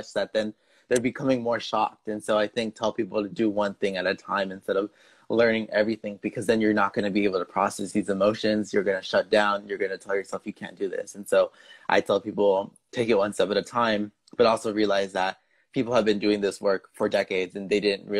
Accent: United States; my parents are from Mexico, and so growing up in the United States, we have that cultural barrier where they grew up in a different country than me growing up.

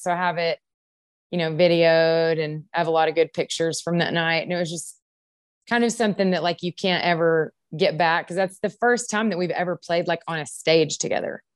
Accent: Longview, Texas, United States; I grew up in Longview

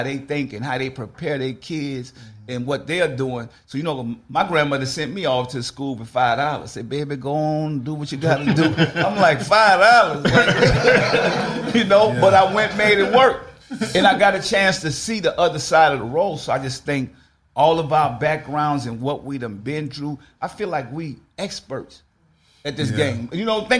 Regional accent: New Orleans, Louisiana, United States; so for me being from New Orleans, y'all know I grew up in a project.

